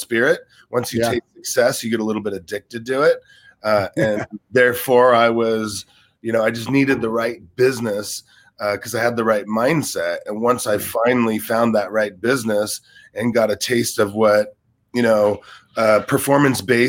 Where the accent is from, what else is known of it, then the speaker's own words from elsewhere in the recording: Los Angeles, California, United States; also born or lived in Sioux Falls, South Dakota; I was in Los Angeles by the time I was about 1.5 years old. So you could kind of say I was raised here